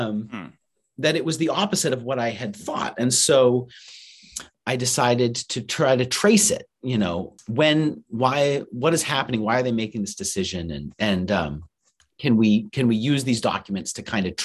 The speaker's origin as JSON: {"language": "English", "town": "Farmington", "region": "Maine", "country": "United States", "said": "I'm from Maine originally, so I'm from Farmington, Maine"}